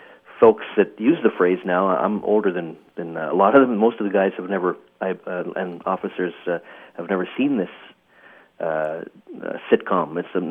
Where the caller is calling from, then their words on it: Ontario, Canada; I'm calling from Ontario, Canada, near Ottawa.